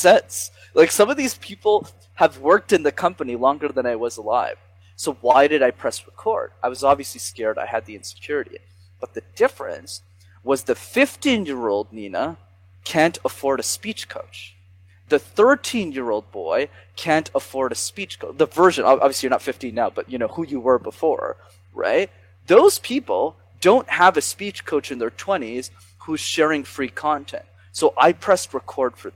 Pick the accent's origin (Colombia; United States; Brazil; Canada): Canada; Montreal, Quebec; I grew up in Montreal